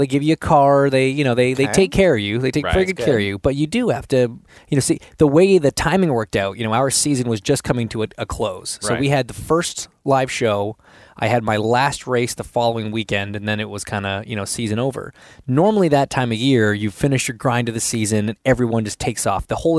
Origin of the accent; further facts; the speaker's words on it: Markham, Ontario, Canada; also born or lived in Oakville; Born and raised in Markham, and then we moved to Oakville and kind of.